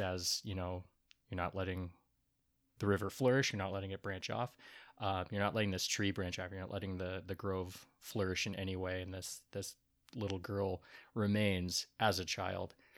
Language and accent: English; Portland, United States; We're from Portland